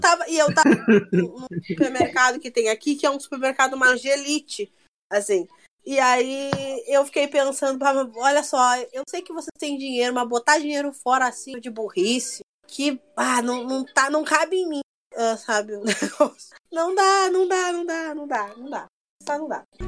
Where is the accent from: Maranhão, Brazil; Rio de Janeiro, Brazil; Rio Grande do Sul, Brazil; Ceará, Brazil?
Rio Grande do Sul, Brazil; Porto Alegre; Eu sou de Porto Alegre